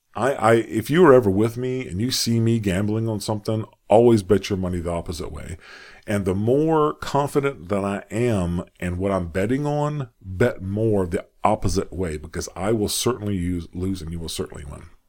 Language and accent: English; United States; accent: American; I'm an American, as you can tell by how I speak